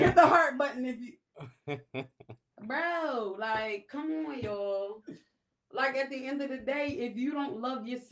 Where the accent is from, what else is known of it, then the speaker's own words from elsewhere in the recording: Camden, New Jersey, United States; also born or lived in West Philadelphia; now in Philadelphia, United States; I'm from Camden, New Jersey